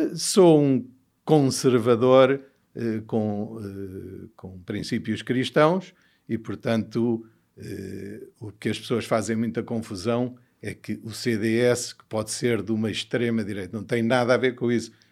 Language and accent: Portuguese; Portugal; born or raised there; also born or lived in Mozambique / United States